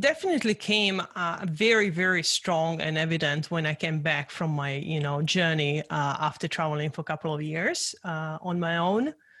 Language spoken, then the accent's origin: English; Czechia; English is a second language; I grew up in Czechoslovakia during the communism.